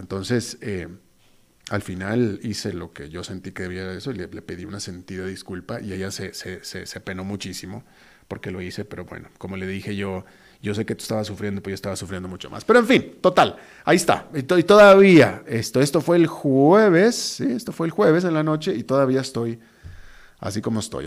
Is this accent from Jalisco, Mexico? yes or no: no; Monterrey, Nuevo León, Mexico; also born or lived in Costa Rica; now in San José, Costa Rica; mi tierra donde me echaron al mundo, que es Monterrey, México